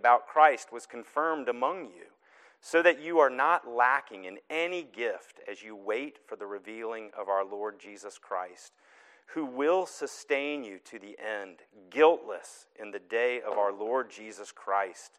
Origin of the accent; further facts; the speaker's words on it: the South, United States; now in Newton, United States; my accent is still strong, it's true. I'm from the South.